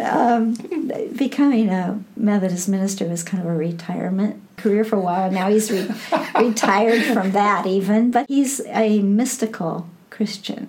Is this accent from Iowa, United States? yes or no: yes; Burlington, Iowa, United States; moved away as an adult; now in California, United States; I have been rediscovering my hometown Hmm. I mean, as a child, I moved in and out of that town, but I was born there. I graduated from high school there